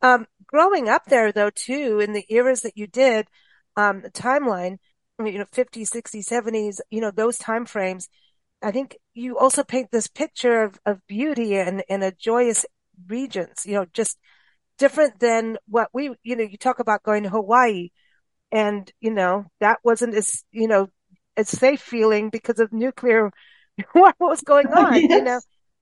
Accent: South Africa; because when I was growing up in South Africa, there was all kinds of stuff going on in Kuwait

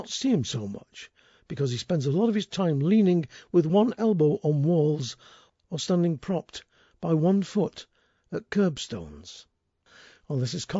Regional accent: Settle, Yorkshire and the Humber, United Kingdom; my hometown of Settle

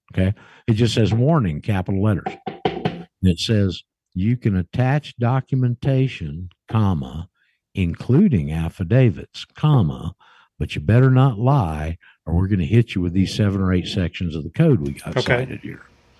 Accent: Alaska, United States; And our overseas assignment was Alaska. It was considered overseas, and I grew up and went to high school in Alaska.

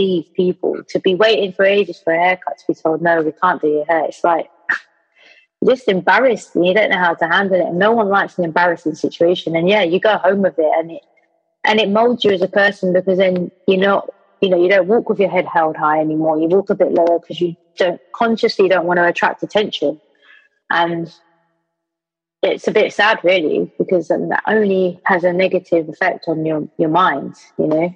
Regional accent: London, United Kingdom; also born or lived in Brighton; now in Manchester, United Kingdom; I'm born and bred in London. Don't know if you can tell, Gov. But, like, yeah, West London as well, Portobello Road

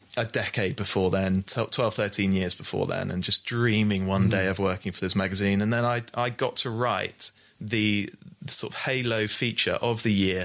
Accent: Bristol, South West England, United Kingdom; I'm a Bristol boy. I'm from Bristol.

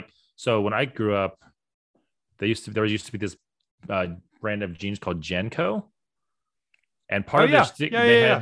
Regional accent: Florida, United States; I grew up in Florida, man.

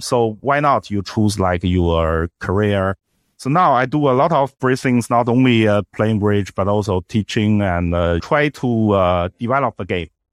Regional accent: Beijing, China; English is a second language; my hometown, Beijing

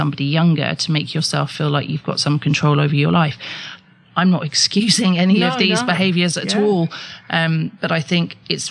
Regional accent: London, United Kingdom; I grew up in London

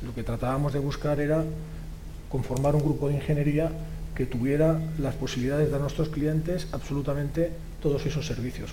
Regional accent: Catalonia, Spain; soy catalán y español

